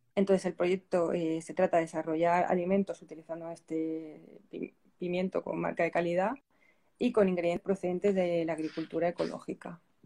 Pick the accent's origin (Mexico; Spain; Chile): Spain; Pilar de la Horadada, Valencian Community; also born or lived in Loja, Ecuador; mi pueblo, yo soy de, Pilar de la Horadada